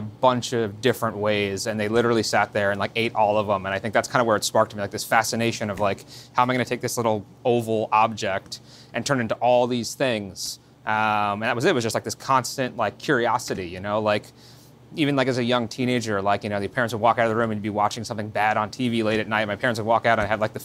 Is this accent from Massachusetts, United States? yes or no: no; Yorktown Heights, New York, United States; So I grew up right here in Westchester in a town called Yorktown Heights